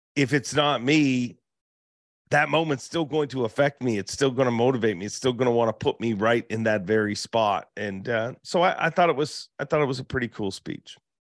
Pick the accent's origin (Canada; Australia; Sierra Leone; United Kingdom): Canada; I'm from Canada